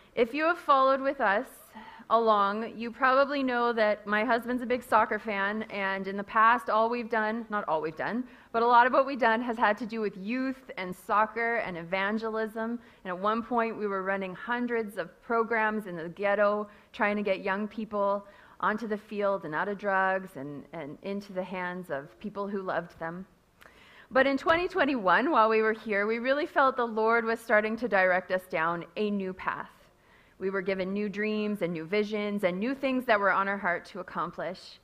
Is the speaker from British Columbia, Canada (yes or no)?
yes; Castlegar, British Columbia, Canada; moved away as an adult; now in Kenya; I grew up in Castlegar myself, but I have been in Africa almost as long as I grew up in Castlegar